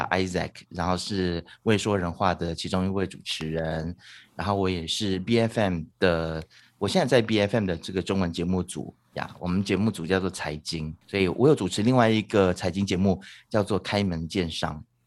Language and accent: Chinese; Taitung, Taitung County, Taiwan; now in Malaysia; 我小时候在台东长大的嘛